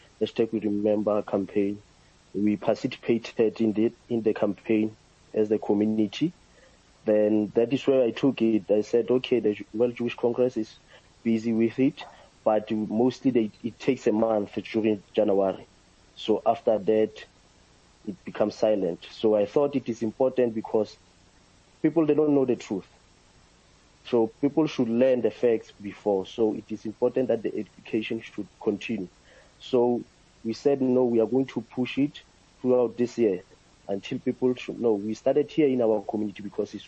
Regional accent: South Africa; as a South African and as a young person who grew up under the systems of apartheid

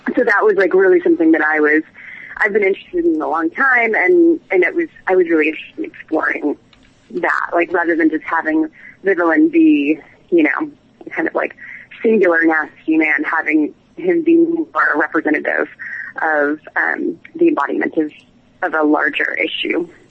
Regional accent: New England, United States; moved away as an adult; now in London, United Kingdom; I'm from New England originally, so I grew up in a small town

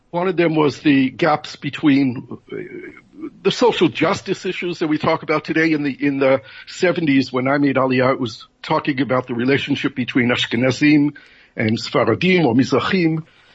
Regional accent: United States; moved away as an adult; now in Israel; when we were young, growing up as liberal American Jews.

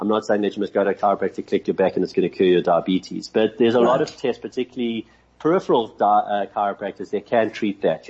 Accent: Johannesburg, Gauteng, South Africa; I grew up in Victory Park, and my folks moved to Cape Town

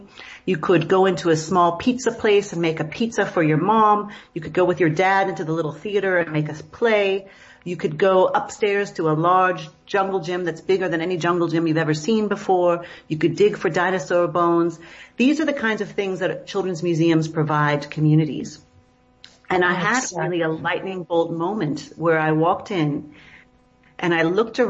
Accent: Seattle, Washington, United States; moved away as an adult; also born or lived in New York City; now in South Africa; where I grew up in Seattle and outside Seattle

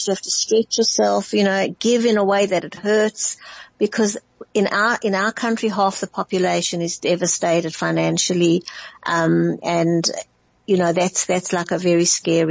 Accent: Johannesburg, Gauteng, South Africa; moved away; when I grew up in Johannesburg, the northern suburbs

